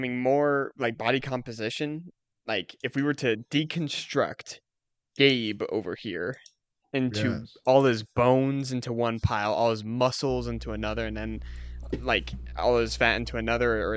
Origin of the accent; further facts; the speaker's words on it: Indiana, United States; I'm from Indiana